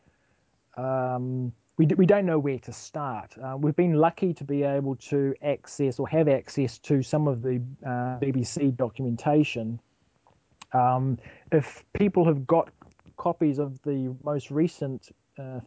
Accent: New Zealand; being a New Zealander

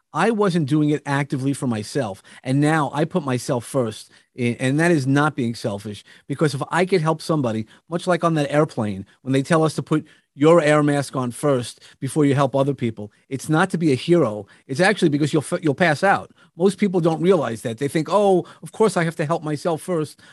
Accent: New York, United States; I come from New York

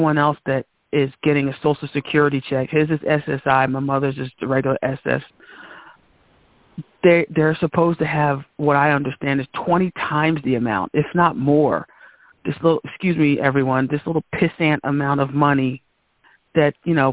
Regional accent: New Jersey, United States; born or raised there

